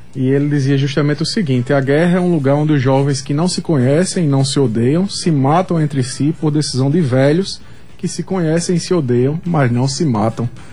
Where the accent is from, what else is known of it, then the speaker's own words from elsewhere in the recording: Brazil; also born or lived in Paraíba; enquanto brasileiros, brasileiras